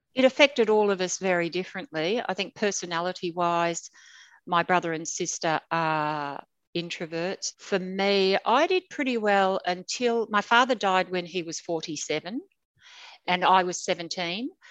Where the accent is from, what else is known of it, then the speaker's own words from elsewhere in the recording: Sydney, New South Wales, Australia; now in Brisbane, Australia; I grew up in Sydney. I was born into an apartment in King's Cross